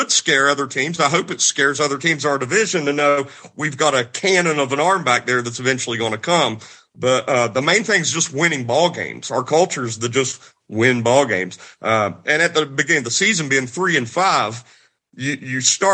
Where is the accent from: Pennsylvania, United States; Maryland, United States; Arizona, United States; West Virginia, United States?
West Virginia, United States; I grew up in West Virginia.